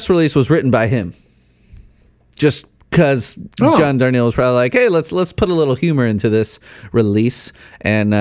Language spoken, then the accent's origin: English; Chicago, Illinois, United States; Chicago, where I grew up